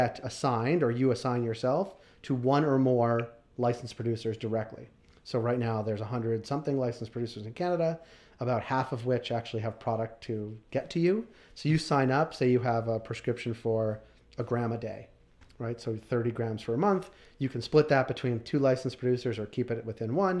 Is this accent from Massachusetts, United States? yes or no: yes; Boston, Massachusetts, United States; moved away; also born or lived in Toronto; I'm from Boston